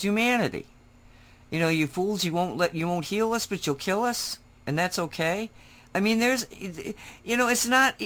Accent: United States; we were proud Americans

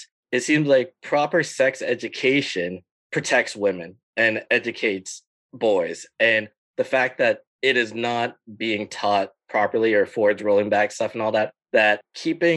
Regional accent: Burlington, Ontario, Canada; growing up in Burlington with whitewashed media

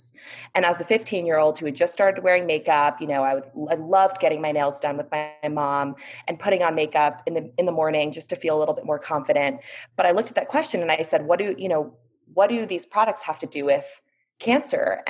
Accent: Bay Area, Northern California, United States; I grew up in the Bay Area in Northern California, where organic was a way of life

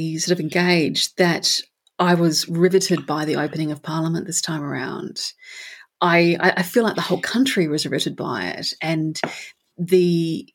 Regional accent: Perth, Western Australia, Australia; I used to live in Curtin. I grew up in Curtin.

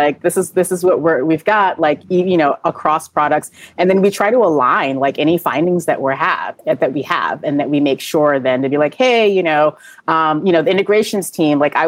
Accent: New York, United States; I'm a New Yorker.

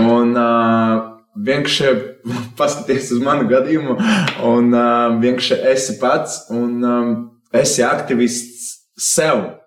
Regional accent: Riga, Latvia; es esmu no Bolderājas. es esmu izdzīvojis pret līdz cik 18, gandrīz 19 gadiem Bolderājā.

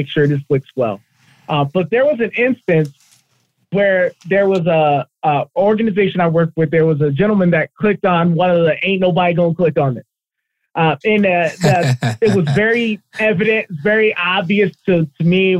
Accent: Colorado, United States; I was born and raised in Colorado

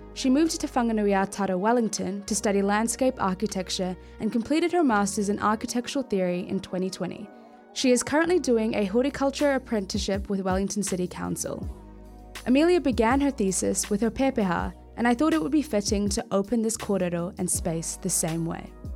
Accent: Papua New Guinea

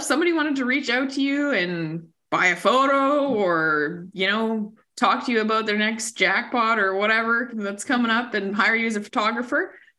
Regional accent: Saskatchewan, Canada; I'm from Saskatchewan.

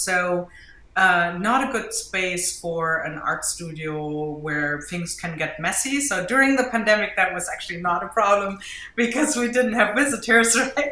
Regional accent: Germany; accent: German; English is a second language; now in Jersey City, United States; I'm from Germany, as you can hear from my accent

